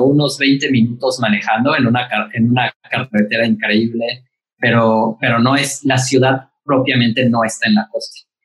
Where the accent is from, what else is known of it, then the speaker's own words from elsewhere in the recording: Mérida, Yucatán, Mexico; moved away as an adult; now in Mexico City, Mexico; yo nací aquí en Ciudad de México y cuando tenía tres años mi familia decidió que Ciudad de México no era para nosotros, así que nos mudamos a Mérida